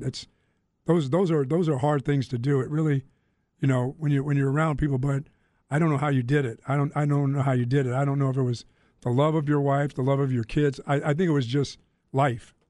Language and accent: English; Greensboro, North Carolina, United States; also born or lived in Philadelphia; I grew up in Greensboro, North Carolina